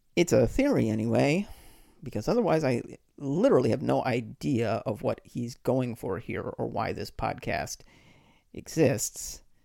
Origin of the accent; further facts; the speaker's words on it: Boston, Massachusetts, United States; I grew up in the Boston area